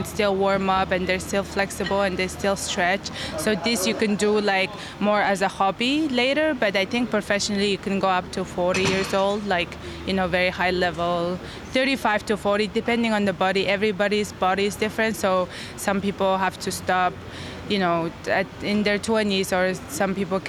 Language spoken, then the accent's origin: English; Mongolia; I'm a contortionist at Totem, and I'm from Mongolia